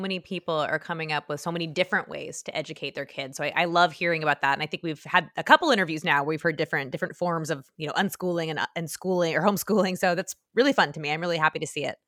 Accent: California, United States; I grew up in California

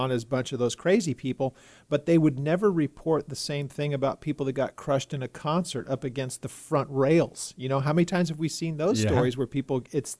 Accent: Texas, United States; We see it in my home state of Texas.

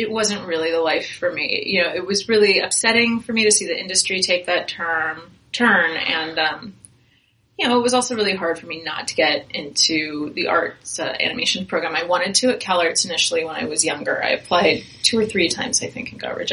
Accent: Fountain Valley, California, United States; I grew up in Fountain Valley

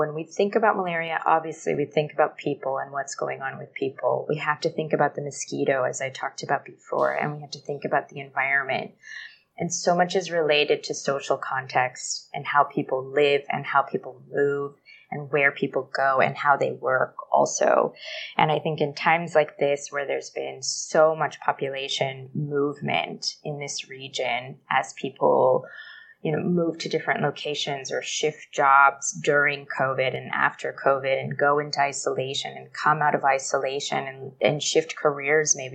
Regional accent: Los Angeles, California, United States; moved away as an adult; now in Bangkok, Thailand; They still live in Sherman Oaks, very close to the upper school. And that's where I grew up alongside two sisters

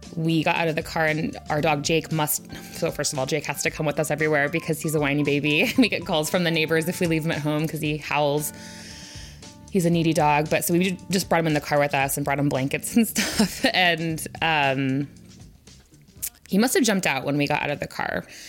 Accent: Olympia, Washington, United States; I was born in Olympia, and I live on the east side

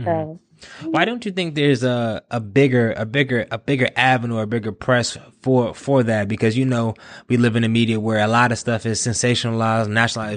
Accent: Durham, North Carolina, United States; I'm from Durham

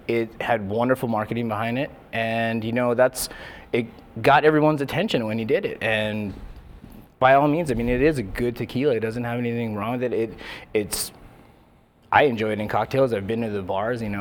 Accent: Hawaii, United States; I'm from Hawaii

